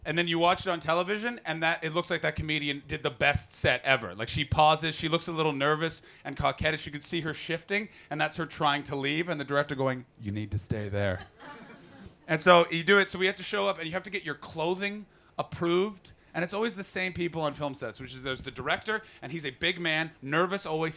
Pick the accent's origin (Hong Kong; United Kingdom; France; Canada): Canada; as a Canadian